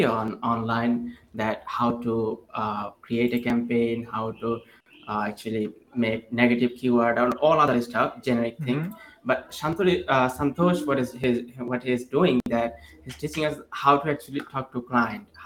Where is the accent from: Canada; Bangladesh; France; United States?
Bangladesh; Dhaka, Dhaka Division; I'm from Bangladesh